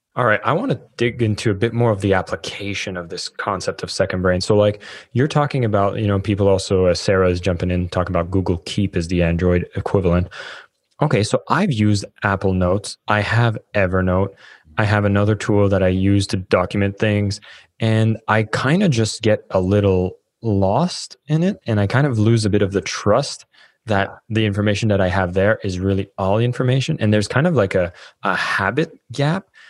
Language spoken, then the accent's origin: English; Canada; moved away; I'm Canadian